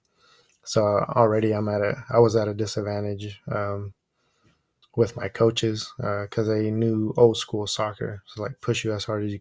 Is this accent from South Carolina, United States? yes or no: no; Oakland, California, United States; first language Spanish; English is a second language; And I was born here in Oakland, California, and I've been here ever since.